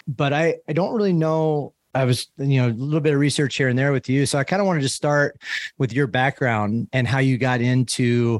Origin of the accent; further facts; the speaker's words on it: Midwest, United States; moved away as an adult; also born or lived in Boulder; I grew up in the Midwest where there's just nothing as far as educate, like type of majors